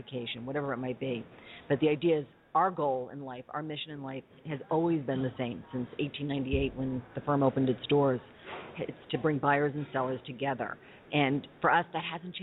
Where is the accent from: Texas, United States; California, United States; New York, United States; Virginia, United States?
New York, United States; I am from New York